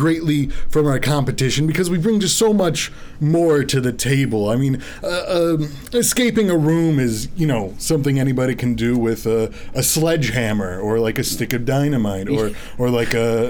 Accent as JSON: {"language": "English", "town": "Birmingham", "region": "Michigan", "country": "United States", "said": "Well, I'm originally from Birmingham."}